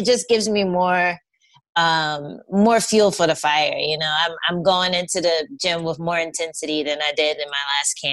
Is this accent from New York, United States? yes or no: yes; New York, United States; I was from New York. I was living in New York at the time